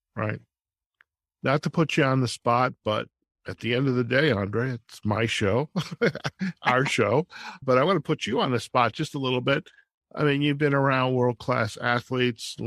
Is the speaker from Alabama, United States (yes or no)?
no; Detroit, Michigan, United States; growing up in Detroit in the 60s